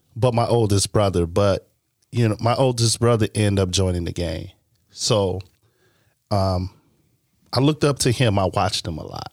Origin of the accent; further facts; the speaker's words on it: Chicago, Illinois, United States; also born or lived in Green Bay, Wisconsin; I was originally born from Chicago